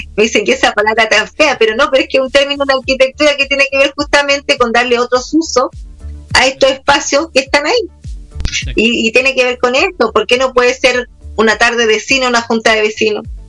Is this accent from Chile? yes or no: yes; Villa Alemana, Valparaíso, Chile; yo soy de acá, de Vía Alemana